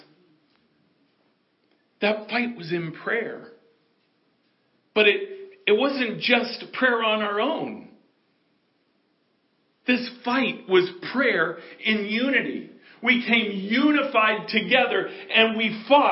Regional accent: United States; I can only speak as an American

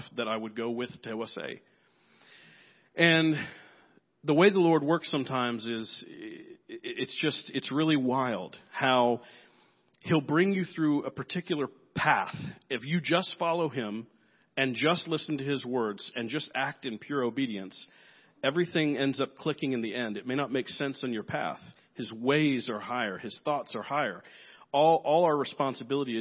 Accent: Nigeria; I'm here from Nigeria

